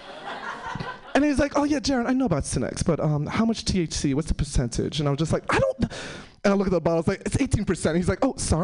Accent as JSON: {"language": "English", "town": "New York City", "region": "New York", "country": "United States", "moved": "yes", "said": "I'm originally from New York City."}